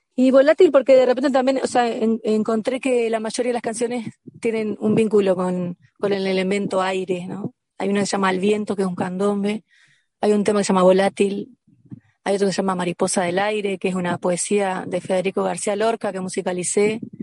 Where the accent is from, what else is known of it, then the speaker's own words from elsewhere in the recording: Concordia, Entre Ríos, Argentina; moved away as an adult; also born or lived in Buenos Aires, Argentina; now in Bello Horizonte, Uruguay; yo soy entrerriana de Concordia, pero a los 19 me fui a Buenos Aires a estudiar y estuve 12 años allá.